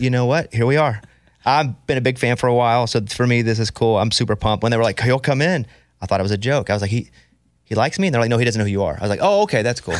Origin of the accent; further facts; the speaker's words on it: Arkansas, United States; I grew up in Arkansas